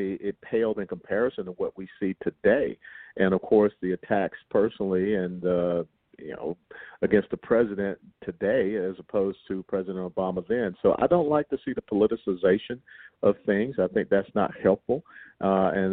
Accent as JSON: {"language": "English", "region": "Georgia", "country": "United States", "also_born_or_lived": "South Florida", "moved": "yes", "lives_now": "Texas, United States", "said": "I'm originally from Georgia."}